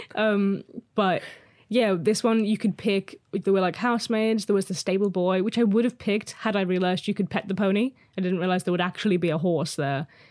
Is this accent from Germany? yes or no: no; Liverpool, North West England, United Kingdom; moved away; I'm originally from Liverpool, and we moved back 'cause I love it here.